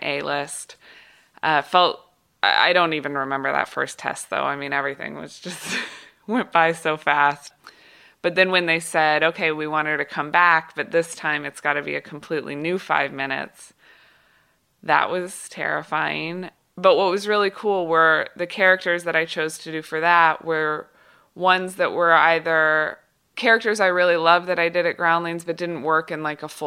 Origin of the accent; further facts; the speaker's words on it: Kansas City, United States; moved away as an adult; also born or lived in Los Angeles; I was from Kansas City